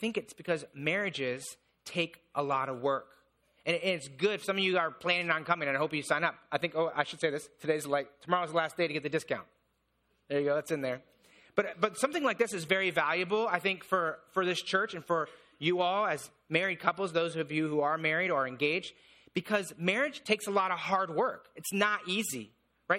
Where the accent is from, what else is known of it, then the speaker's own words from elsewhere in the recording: Indiana, United States; I grew up in Indiana